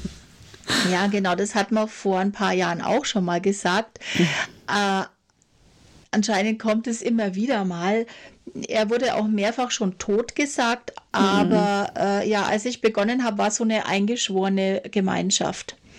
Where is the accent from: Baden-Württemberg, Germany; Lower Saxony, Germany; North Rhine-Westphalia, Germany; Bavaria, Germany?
Bavaria, Germany; Franconia; also born or lived in Nuremberg; ich komme auch aus Franken